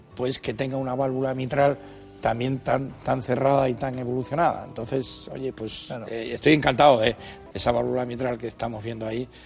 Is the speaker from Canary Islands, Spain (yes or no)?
yes; Canary Islands, Spain; moved away; yo que soy canario de nacimiento